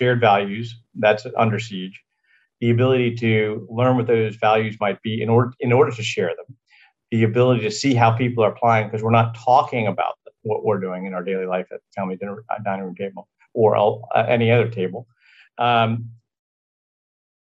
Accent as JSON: {"language": "English", "region": "Virginia", "country": "United States", "tie": "born or raised there", "said": "This is a Sunday dinner, 3 o'clock on Sunday afternoon, growing up in Virginia"}